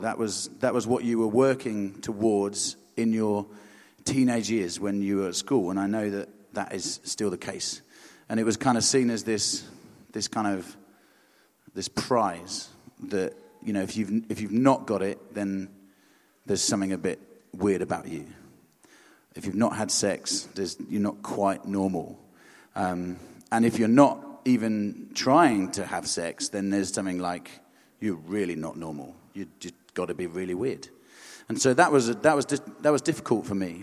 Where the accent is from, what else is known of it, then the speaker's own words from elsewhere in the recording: Hampshire and Surrey, South East England, United Kingdom; also born or lived in Aldershot; I'm from Hampshire and Surrey